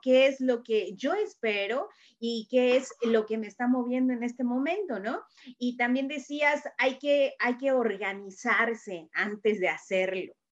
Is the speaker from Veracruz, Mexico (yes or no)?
no; Querétaro, Mexico; moved away; yo también soy queretana